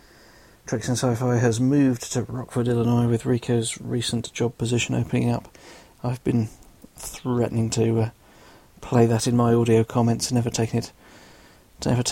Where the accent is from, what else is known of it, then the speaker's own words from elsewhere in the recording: London, United Kingdom; I'm from England, southwest London, so the accent is real